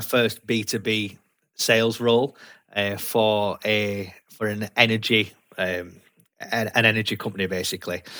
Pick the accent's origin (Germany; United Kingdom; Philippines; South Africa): United Kingdom; Leeds, Yorkshire and the Humber; accent: broad Yorkshire; moved away as an adult; also born or lived in London / Newcastle; now in Gateshead, United Kingdom; I've got a broad Yorkshire accent because I was brought up in Leeds, lived there for a long time, and then moved to the northeast about seven years ago